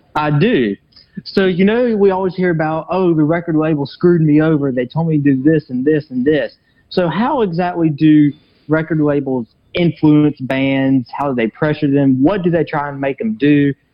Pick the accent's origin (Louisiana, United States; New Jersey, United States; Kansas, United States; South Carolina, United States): South Carolina, United States; Tigerville; accent: southern; I'm from Blue Ridge, Tigerville, South Carolina